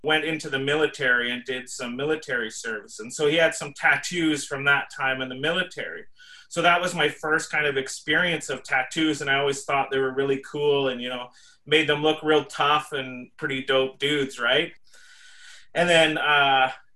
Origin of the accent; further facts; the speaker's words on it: Canada; we are working through and living through as Indian people, as Indigenous people in Canada